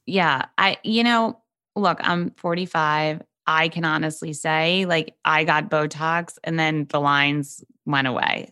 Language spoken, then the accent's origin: English; New York City, New York, United States; I am from New York City